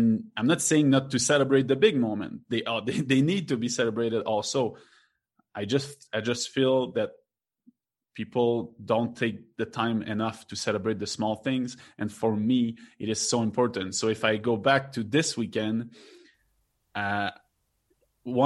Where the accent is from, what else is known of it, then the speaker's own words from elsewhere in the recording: Quebec, Canada; now in Mexico; I'm from Quebec